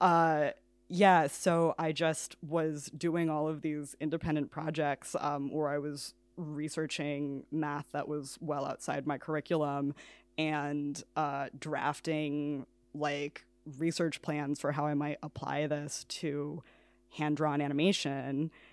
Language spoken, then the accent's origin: English; New York City, New York, United States; moved away as an adult; now in Kilkenny, Ireland; I am from New York City